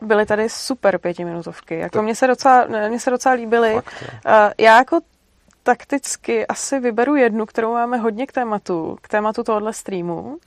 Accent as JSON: {"language": "Czech", "town": "Brno", "region": "South Moravian Region", "country": "Czechia", "said": "já jsem Brňák totiž úplně"}